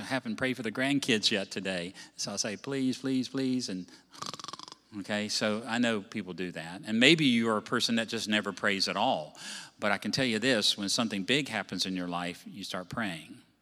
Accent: Virginia, United States; moved away; I come from Virginia.

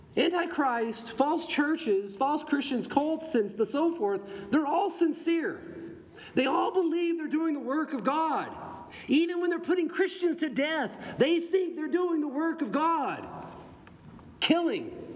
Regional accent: the Bible Belt, United States; in the Bible Belt where I grew up

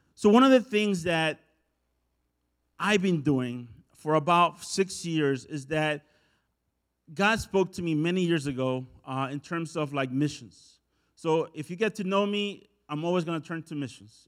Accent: El Salvador; moved away; I'm from El Salvador

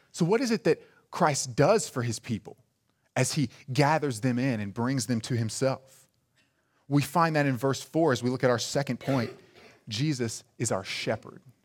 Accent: El Dorado, Arkansas, United States; I, I myself am from a small town, and when people ask me where I'm from, I just kinda give 'em an area. I just tell 'em South Arkansas. 'Cause if I were to tell you, "Oh, I'm, I'm from El Dorado,"

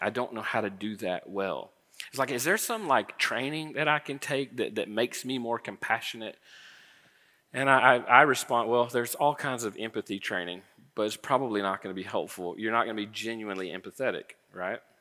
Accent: Florida, United States; I grew up in Florida

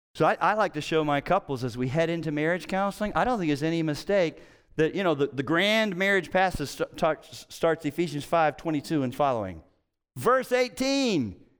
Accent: Cincinnati, Ohio, United States; I'm from Cincinnati

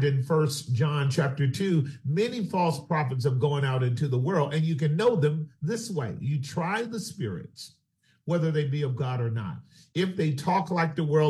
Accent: California, United States; being a Californian here in the Bay Area

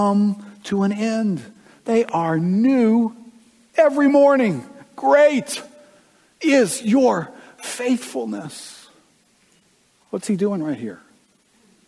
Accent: United States; us as Americans

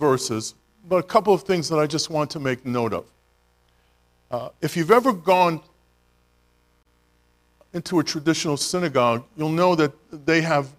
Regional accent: New York City, New York, United States; the neighborhood that I grew up in Brooklyn, most of the people were Italian.

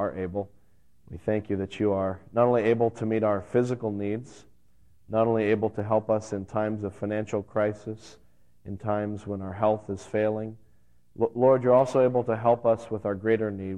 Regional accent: Las Vegas, Nevada, United States; now in New England, United States; I grew up out in Las Vegas, and I used to climb the rocky crags around the Vegas Valley

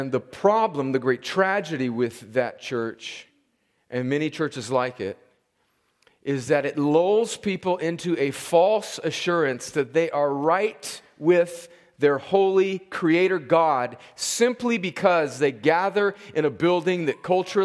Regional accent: Southern California, United States; I grew up in a church in my hometown in Southern California in the early 1970s

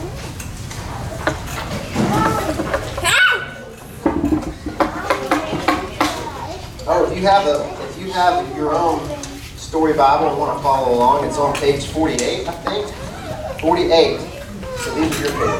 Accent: Arkansas, United States; I'm a country boy. I'm from Arkansas

